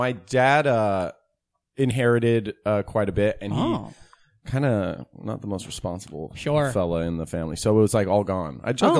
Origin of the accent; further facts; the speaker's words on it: Tiburon, California, United States; now in Los Angeles, United States; I grew up in Tiburon, Marin County, California.